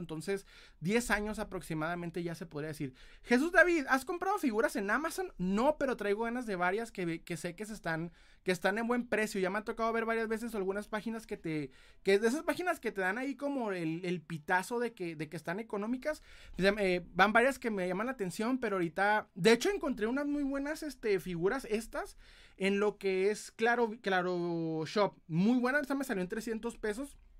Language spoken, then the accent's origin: Spanish; Ciudad Juárez, Chihuahua, Mexico; soy de Ciudad Juárez, Chihuahua, aquí en Chihuahuita